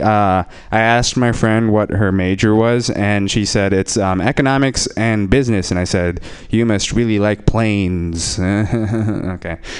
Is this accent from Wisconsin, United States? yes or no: no; Bay Area, California, United States; English is a second language; born and raised, no, raised in the Bay Area